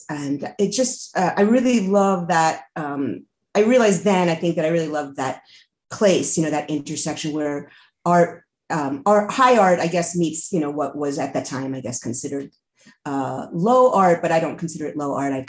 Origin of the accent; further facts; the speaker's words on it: outside of New York City, United States; moved away as an adult; also born or lived in Alfred, New York / Boston / Iowa; now in New Mexico, United States; I was born outside of New York City. When I went away to college, I pretty much left home for good.